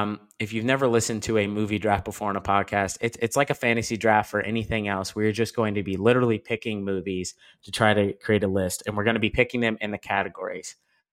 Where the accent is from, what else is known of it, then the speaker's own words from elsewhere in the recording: Liberty, Missouri, United States; born there; So we were born, you know, actually distance-wise, less than an hour apart from each other. I was born in Liberty.